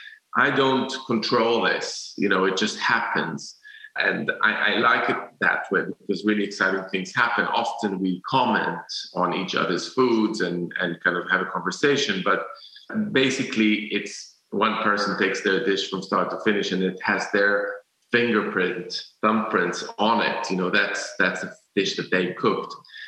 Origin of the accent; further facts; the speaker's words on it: Jerusalem, Jerusalem District, Israel; I used to be like a purist because I grew up in Jerusalem